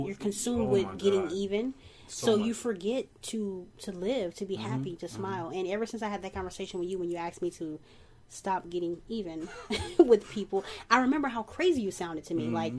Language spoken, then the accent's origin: English; St. Louis, Missouri, United States; I'm from St. Louis